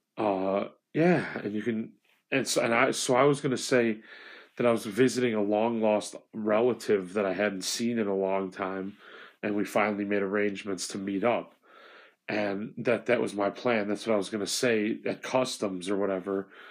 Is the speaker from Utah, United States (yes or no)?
no; Illinois, United States; I'm a guy from Illinois